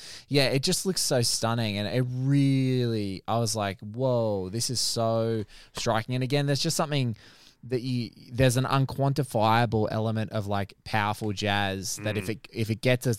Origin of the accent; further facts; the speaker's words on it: Central Coast, New South Wales, Australia; I grew up on the Central Coast in New South Wales